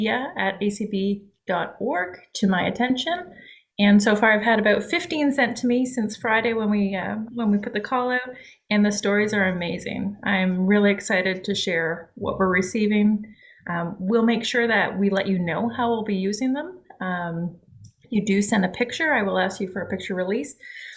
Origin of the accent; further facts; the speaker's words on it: Ottawa, Ontario, Canada; moved away as an adult; also born or lived in London, Ontario / Alabama; now in Savannah, United States; Born and raised in Canada my whole life in the capital city, Ottawa